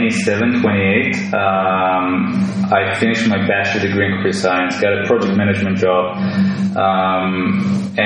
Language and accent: English; Israel; I was born in Israel